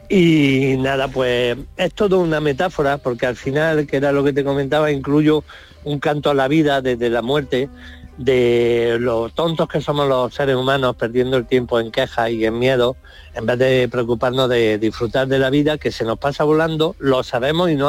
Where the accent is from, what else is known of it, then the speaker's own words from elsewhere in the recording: Marmolejo, Andalusia, Spain; tengo la costumbre de estrenarlo por, por mi tierra siempre, que la gente se va a Madrid, a eh, Barcelona, estreno. Pues yo este, este espectáculo lo estrené en Marmolejo